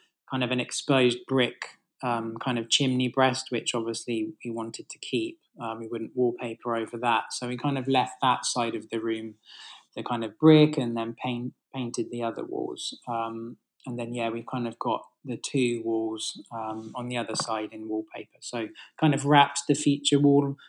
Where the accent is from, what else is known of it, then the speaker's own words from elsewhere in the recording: Bath, South West England, United Kingdom; I grew up in Bath, actually, so beautiful kind of architecture there.